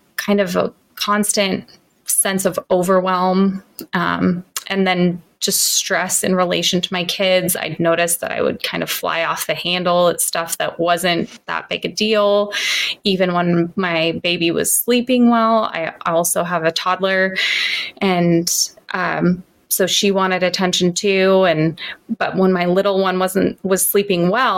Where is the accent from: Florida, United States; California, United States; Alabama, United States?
California, United States; Santa Cruz; I grew up in Santa Cruz in California